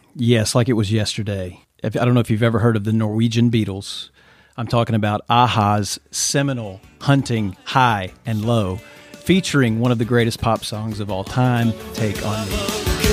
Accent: Mansfield, Louisiana, United States; I grew up, uh, just south of Shreveport, Louisiana, in a little town called Mansfield

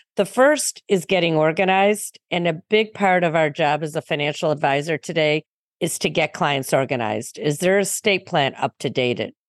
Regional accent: Highland Park, Illinois, United States; I grew up in a north suburb in Highland Park

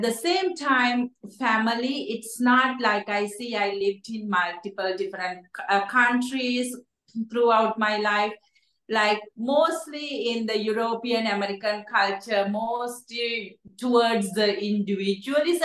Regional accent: Sri Lanka; moved away; I'm from Sri Lanka, and when I grew up, poverty is one of the key areas we experience.

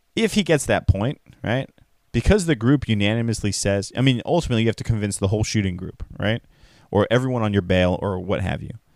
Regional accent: California, United States; as a Californian

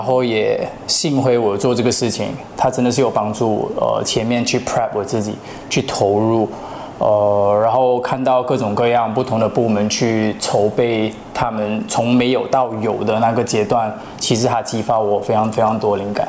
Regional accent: Malaysia; also born or lived in Japan; 我在日本出生，嗯。然后，呃，很小的时候就来到马来西亚

